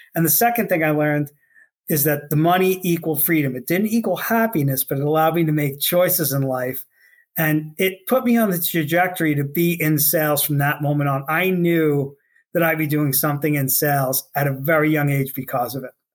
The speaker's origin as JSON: {"language": "English", "town": "New York City", "region": "New York", "country": "United States", "tie": "born or raised there", "said": "I grew up on Staten Island in New York City"}